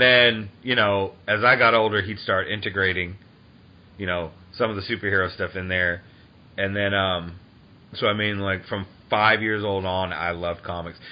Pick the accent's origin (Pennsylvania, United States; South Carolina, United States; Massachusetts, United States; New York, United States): Massachusetts, United States; Taunton; moved away; I grew up in um in Taunton.